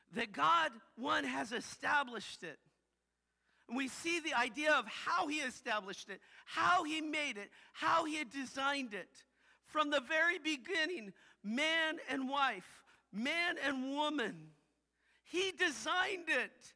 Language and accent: English; United States; I I grew up saying that I was Christian because I'm American